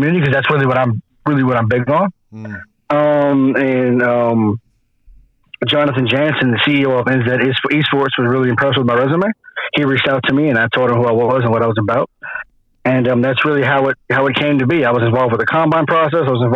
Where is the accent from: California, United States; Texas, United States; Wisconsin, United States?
Texas, United States; Dallas; moved away as an adult; now in Wellington, New Zealand; in America, where I'm from Dallas, Texas